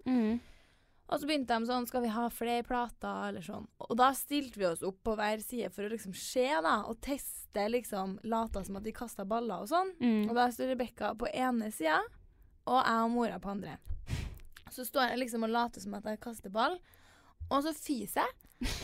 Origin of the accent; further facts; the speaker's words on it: Trondheim, Trøndelag, Norway; jentegjengen eh, hjemme i Trondheim